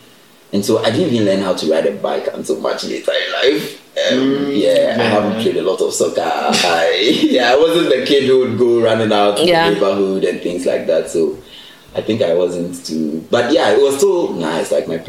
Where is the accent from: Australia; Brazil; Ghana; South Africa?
Ghana; first language Ewe; English is a second language; moved away; also born or lived in Volta Region, Ghana; I'm from Ghana. Both my parents are Ghanaian. I come from the Volta region in Ghana, but I never really lived there.